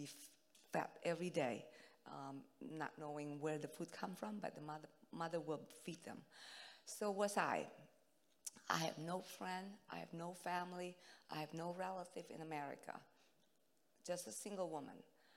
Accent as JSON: {"language": "English", "country": "Indonesia", "second_language": "English", "moved": "yes", "said": "I'm from Indonesia, so my English is not good."}